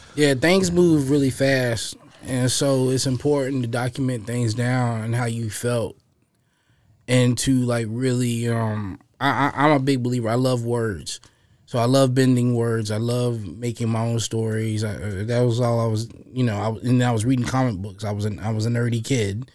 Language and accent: English; Roanoke, Virginia, United States; I was born and raised here in Roanoke, Virginia